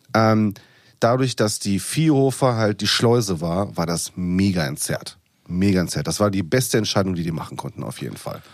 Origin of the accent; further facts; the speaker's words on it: Ruhr area, North Rhine-Westphalia, Germany; ich komme aus dem Pott